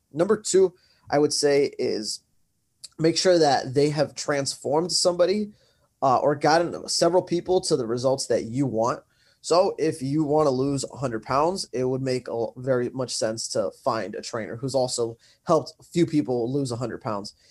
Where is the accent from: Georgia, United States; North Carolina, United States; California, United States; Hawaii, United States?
California, United States; Santa Ana; I am from Santa Ana, California